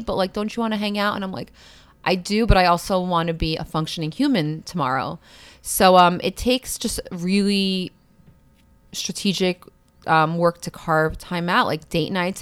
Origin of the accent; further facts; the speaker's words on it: New York City, New York, United States; also born or lived in Brooklyn; I grew up in Queens, so I grew up in a very similar environment, very, like, urban.